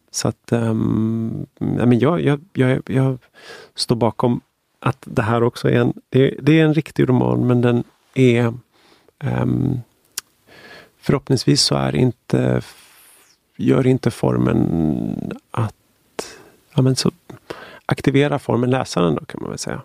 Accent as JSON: {"language": "Swedish", "town": "Stockholm", "region": "Stockholm County", "country": "Sweden", "tie": "born or raised there", "said": "jag är född och uppvuxen i Stockholm"}